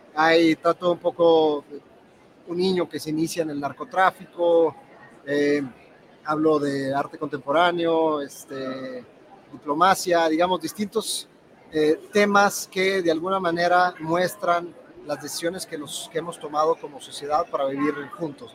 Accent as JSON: {"language": "Spanish", "region": "Durango", "country": "Mexico", "moved": "yes", "lives_now": "Mexico City, Mexico", "said": "Yo soy de Durango y vivo en la Ciudad de México."}